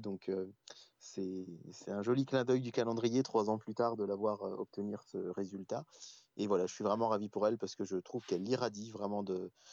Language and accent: French; France; par chez nous en France